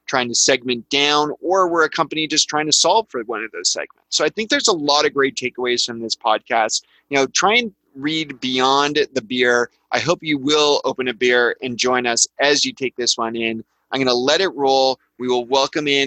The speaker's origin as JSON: {"language": "English", "country": "Canada", "said": "I'm Canadian"}